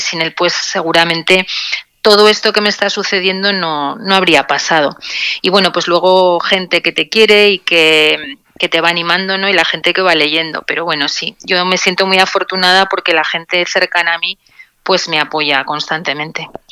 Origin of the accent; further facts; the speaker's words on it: Zaragoza, Aragon, Spain; moved away as an adult; now in Logroño, Spain; soy zaragozana de nacimiento